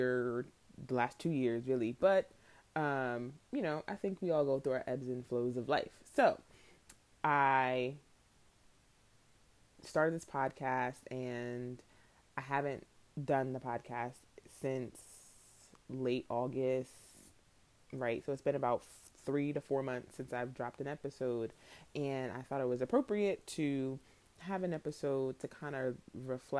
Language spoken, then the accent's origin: English; New York, United States; I'm from New York